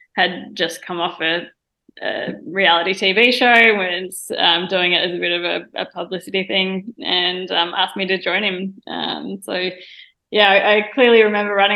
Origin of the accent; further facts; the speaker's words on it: Melbourne, Victoria, Australia; I grew up in Wantirna South in the eastern suburbs of Melbourne with my mum and dad and brother and sister.